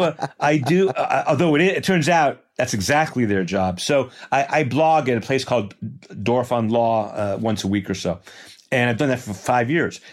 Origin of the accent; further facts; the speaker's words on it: Port Washington, New York, United States; I grew up in Port Washington, New York, a suburb of New York